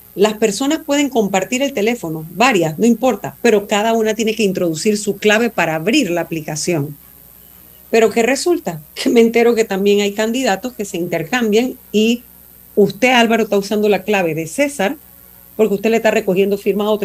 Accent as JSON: {"language": "Spanish", "country": "Panama", "said": "como ciudadana panameña"}